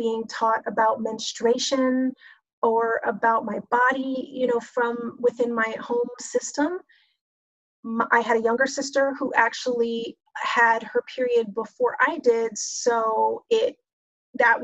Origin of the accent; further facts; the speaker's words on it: Texas, United States; I grew up in Texas